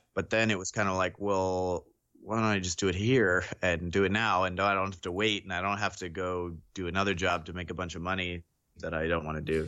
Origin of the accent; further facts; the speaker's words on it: Sonoma County, California, United States; I grew up in Sonoma County